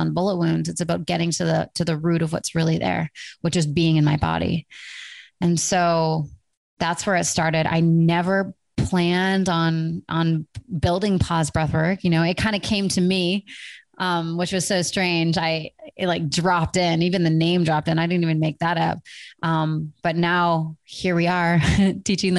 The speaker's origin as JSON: {"language": "English", "town": "Vancouver", "region": "British Columbia", "country": "Canada", "tie": "born or raised there", "said": "Vancouver, my hometown"}